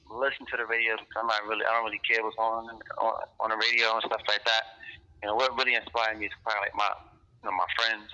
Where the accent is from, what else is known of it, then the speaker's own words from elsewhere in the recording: New York, United States; From New York. New York, Harlem.